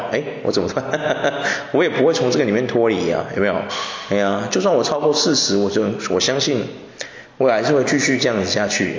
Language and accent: Chinese; Taiwan; 我们台湾人应该是这样，我们台湾人的台台那种 fashion 应该是这样的。